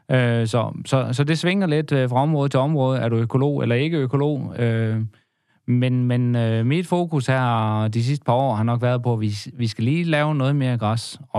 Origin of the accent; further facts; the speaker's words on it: Vorbasse, Southern Denmark, Denmark; Og jeg er jo fra Vorbasse, så vi har slået en god handel af ham.